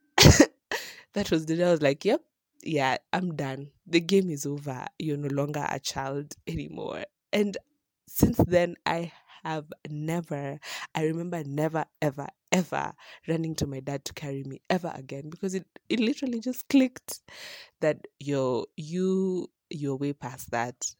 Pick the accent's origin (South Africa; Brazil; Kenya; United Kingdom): Kenya; having grown up in a town where you're just so used to how things go, and then, um, starting there all the way from prime, from nursery to hi-, to class eight